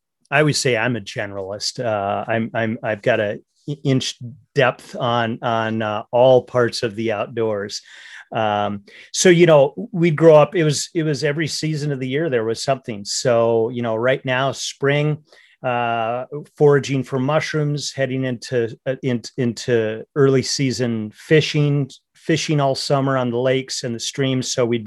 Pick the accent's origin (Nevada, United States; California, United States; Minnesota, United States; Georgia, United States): Minnesota, United States; I grew up in North Central Minnesota in the heart of the lakes area, which is a very big fishing culture and hunting culture.